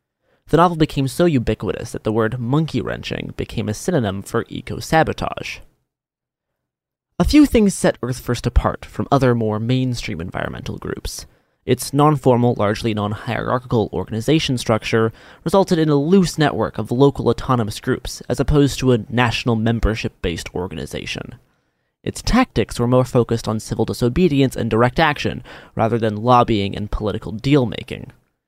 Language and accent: English; Portland, Oregon, United States; As the record high heat wave of 117 degrees hit my hometown of Portland, Oregon in late June 2021